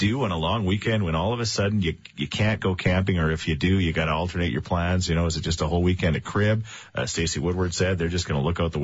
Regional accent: Thorsby, Alberta, Canada; I'm from Thorsby

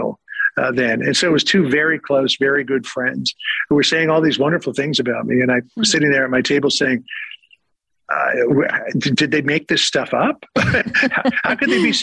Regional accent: Canada; now in United States; growing up in Canada

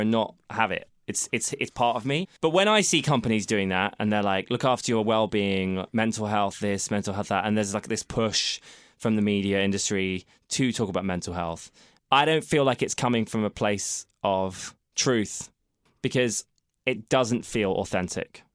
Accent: United Kingdom; we're being British

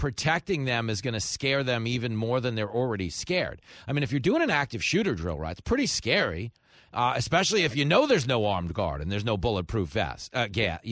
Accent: Long Island, New York, United States; A lot of the schools I grew up in on Long Island had armed guards.

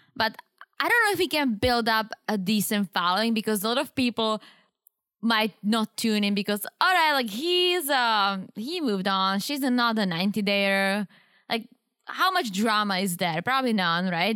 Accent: Czechia; English is a second language; moved away; growing up in Czech

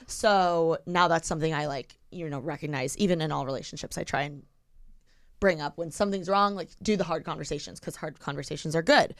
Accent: Bloomington, Indiana, United States; now in Los Angeles, United States; I'm from Bloomington

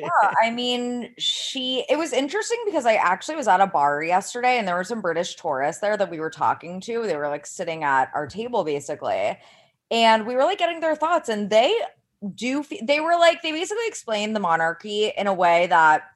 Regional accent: United States; as an American person

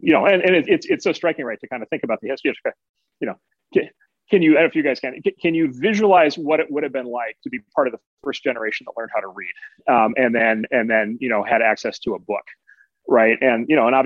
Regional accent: Midwest, United States; as a Midwesterner

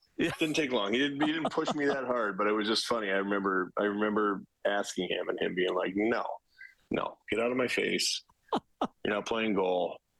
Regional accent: Canada; also born or lived in Regina / Newmarket / Winnipeg / Vancouver; I grew up Canadian, so I bounced around a lot. I was born in Regina. Moved to Newmarket, suburb of Toronto, to Winnipeg, to Vancouver, to Calgary before I was 10.

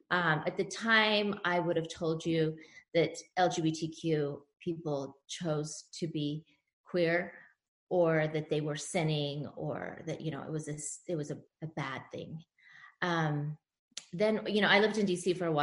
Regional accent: Utah, United States; moved away as an adult; also born or lived in Washington, D.C.; I grew up in Utah County, in Utah. I grew up Mormon. I attended Brigham Young University for 7 years.

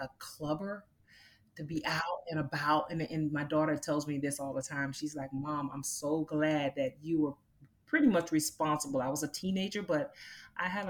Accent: Immokalee, Florida, United States; I grew up in Florida. I'm a Floridian, and so I grew up in a little town called Immokalee, Florida

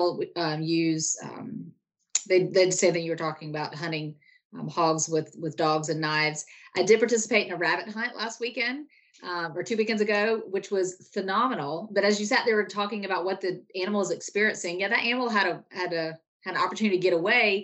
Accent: South Carolina, United States; I'm from South Carolina. I grew up here, hunted here my whole life

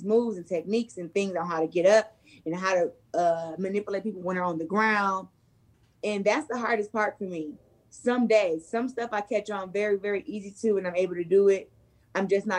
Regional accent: Flint, Michigan, United States; my hometown

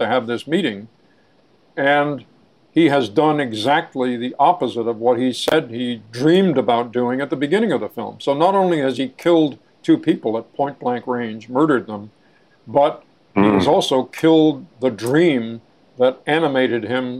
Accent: New York City, New York, United States; I grew up in Manhattan

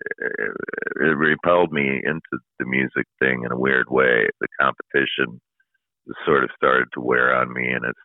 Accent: Minneapolis, Minnesota, United States; I was born right here in Minneapolis

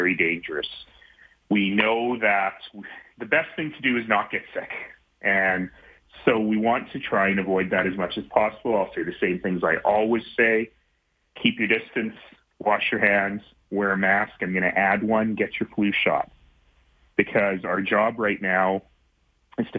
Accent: Calgary, Alberta, Canada; spent my first few years growing up in Marlborough here in Calgary

